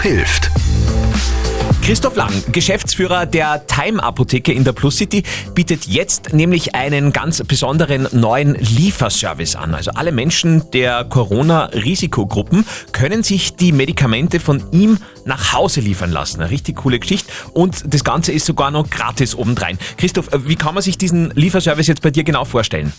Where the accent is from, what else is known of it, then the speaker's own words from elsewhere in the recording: Upper Austria, Austria; bei uns in Oberösterreich